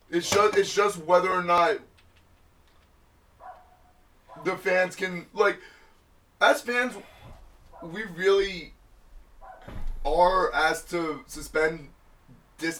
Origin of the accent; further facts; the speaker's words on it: New York City, New York, United States; I was born in Queens.